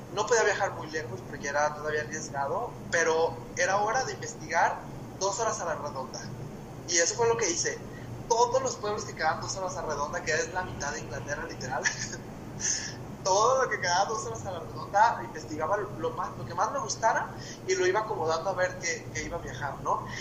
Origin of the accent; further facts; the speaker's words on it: Mexico; yo soy mexicano, tengo pasaporte mexicano